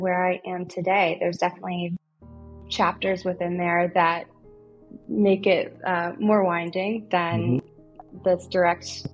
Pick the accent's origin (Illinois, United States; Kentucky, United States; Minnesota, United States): Kentucky, United States; moved away; I'm from Kentucky originally